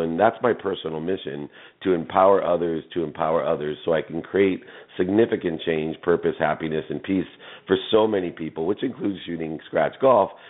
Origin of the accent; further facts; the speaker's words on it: San Diego, California, United States; I grew up in San Diego